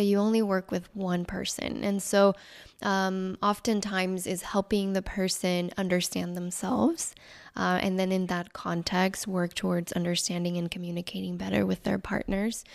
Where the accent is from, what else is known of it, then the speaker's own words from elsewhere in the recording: Mexico; moved away; I was actually born and raised in Mexico